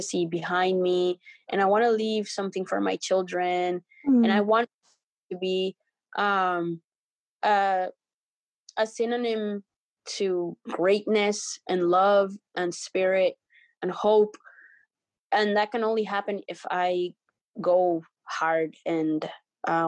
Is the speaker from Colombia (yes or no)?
yes; Colombia; English is a second language; now in Canada; when I was growing up in Colombia